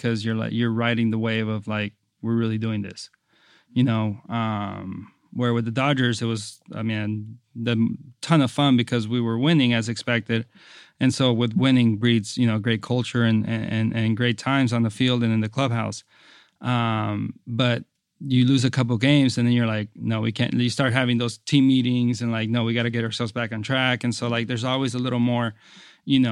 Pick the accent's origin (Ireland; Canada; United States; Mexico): United States; San Diego, California; I'm from San Diego, and I was able to play at home